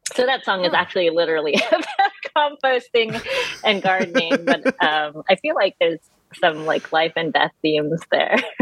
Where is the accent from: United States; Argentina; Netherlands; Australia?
United States; California; moved away as an adult; now in North Carolina, United States; I'm from California, and I moved to North Carolina three years ago, just before the pandemic